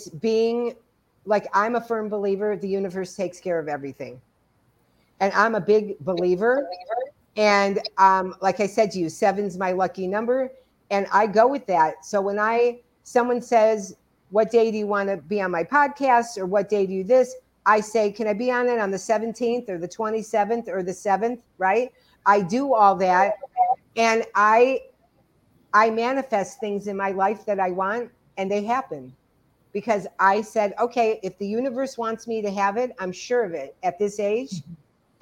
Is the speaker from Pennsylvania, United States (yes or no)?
no; Cleveland, Ohio, United States; I was born in Cleveland